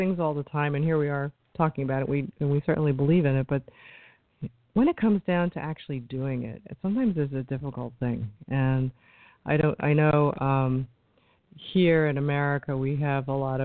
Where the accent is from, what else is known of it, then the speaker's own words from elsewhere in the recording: New York, United States; I come from New York, so we're a little standoffish